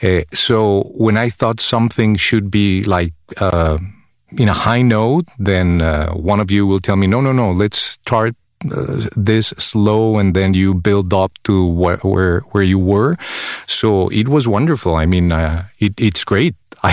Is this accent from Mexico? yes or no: yes; Mexico; English is a second language; moved away as an adult; now in United States; accent because I'm originally from Mexico. I moved to the States when I was a grown-up, 30 years old, so I will always have an accent.